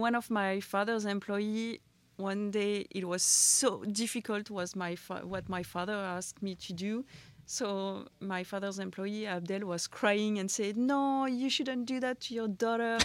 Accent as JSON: {"language": "English", "town": "Châteauneuf-du-Pape", "region": "Provence-Alpes-Côte d'Azur", "country": "France", "tie": "born or raised there", "also_born_or_lived": "Besançon", "said": "I'm from Châteauneuf-du-Pape. Uh, I was, uh, raised there"}